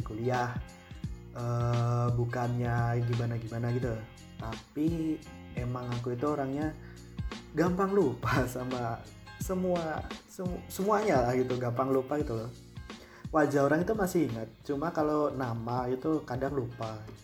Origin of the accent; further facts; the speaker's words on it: Boyolali, Central Java, Indonesia; moved away as an adult; now in South Tangerang, Indonesia; aku asalnya dari Boyolali Jawa Tengah dan sekarang statusku masih mahasiswa di salah satu perguruan tinggi di Tangerang Selatan